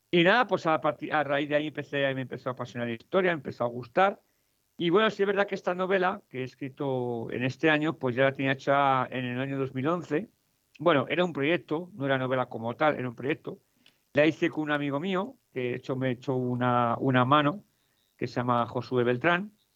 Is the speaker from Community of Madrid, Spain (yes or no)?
yes; Madrid, Community of Madrid, Spain; also born or lived in Mexico; yo soy español, soy de Madrid, eh, pues viví seis años en México